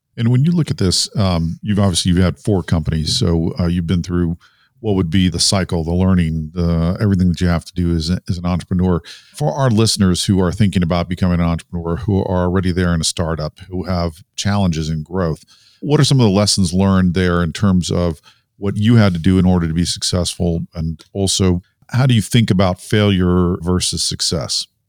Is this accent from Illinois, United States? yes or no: no; Research Triangle, North Carolina, United States; I grew up in the Research Triangle area